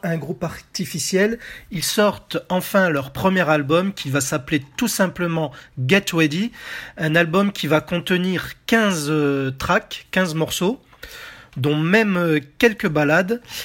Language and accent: French; France; chez nous en France